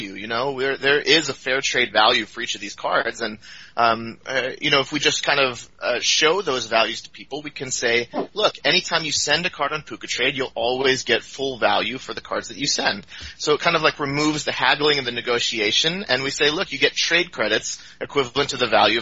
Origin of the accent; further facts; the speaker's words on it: Seattle, Washington, United States; moved away as an adult; now in Oakland, United States; I lived in Seattle. That's kind of where I grew up. Ever since, elementary school, lived up there in the Pacific Northwest